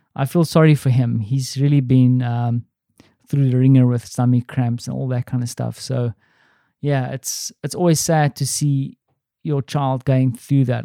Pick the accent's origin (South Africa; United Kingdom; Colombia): South Africa; accent: South African; now in Poland; my South African accent